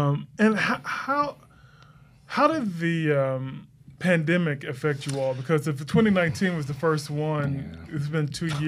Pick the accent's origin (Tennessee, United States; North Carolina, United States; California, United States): Tennessee, United States; Memphis; Okay, that's my hometown.